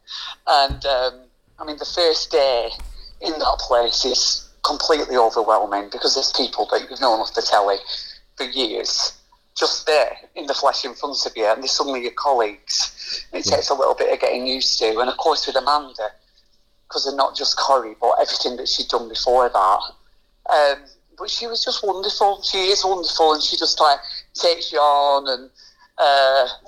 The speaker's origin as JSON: {"language": "English", "area": "Lancashire", "region": "North West England", "country": "United Kingdom", "said": "I'm from Lancashire"}